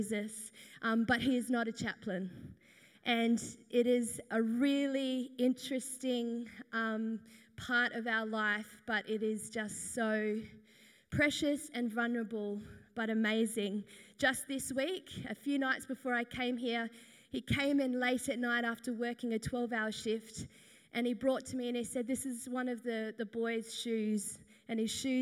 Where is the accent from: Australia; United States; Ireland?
Australia; Perth, Western Australia; I am from Perth, Western Australia